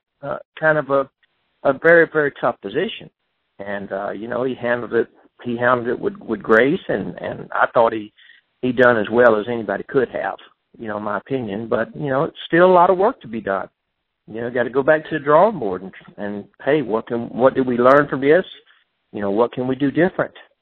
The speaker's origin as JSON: {"language": "English", "country": "United States", "said": "I'm American"}